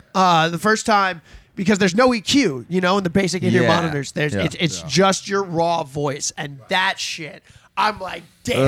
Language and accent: English; New Orleans, Louisiana, United States; moved away as an adult; now in Savannah, United States; We're from New Orleans. I'm from New Orleans.